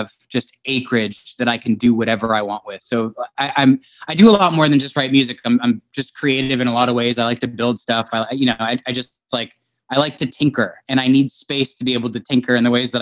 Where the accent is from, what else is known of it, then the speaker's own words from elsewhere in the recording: Los Angeles, California, United States; moved away as an adult; now in Nashville area, Tennessee, United States; I'm like from the Valley, San Fernando Valley